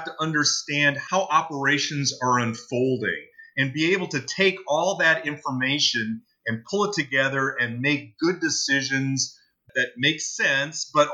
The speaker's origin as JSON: {"language": "English", "region": "Minnesota", "country": "United States", "moved": "yes", "lives_now": "Carlisle, United States", "said": "I'm from Minnesota."}